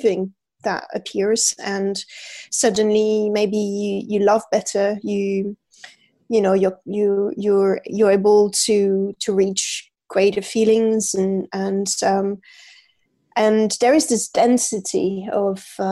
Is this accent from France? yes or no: yes; France; moved away as an adult; also born or lived in London, United Kingdom; now in Paris, France; I'm from France, and when I moved to England, I was 20 years old